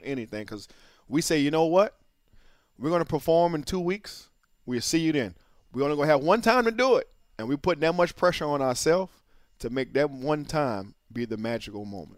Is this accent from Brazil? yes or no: no; New Orleans, Louisiana, United States; I'm from New Orleans